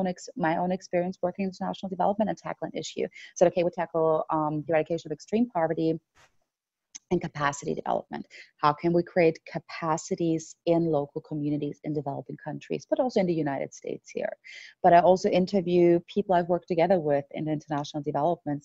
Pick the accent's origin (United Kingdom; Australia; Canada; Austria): Austria; moved away; back home in my home country of Austria